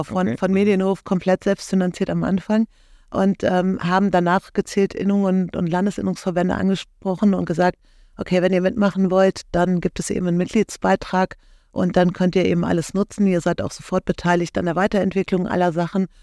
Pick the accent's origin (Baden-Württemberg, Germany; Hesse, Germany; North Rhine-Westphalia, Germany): North Rhine-Westphalia, Germany; Cologne; ich komme aus Köln oder beziehungsweise unsere Firma sitzt in Köln